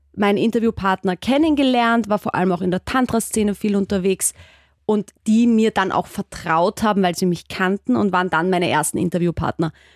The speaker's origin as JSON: {"language": "German", "country": "Austria", "said": "man hört es ja vielleicht bei mir, ich komme aus Österreich"}